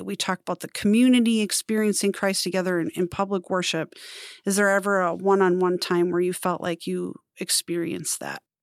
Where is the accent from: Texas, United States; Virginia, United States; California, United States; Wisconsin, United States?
Wisconsin, United States; I'm from Wisconsin